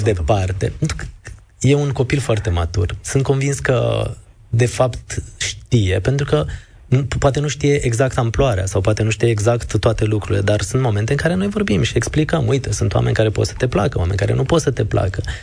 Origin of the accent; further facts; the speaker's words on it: Târgu Jiu, Gorj, Romania; moved away as an adult; now in Bucharest, Romania; Sunt de la Târgu Jiu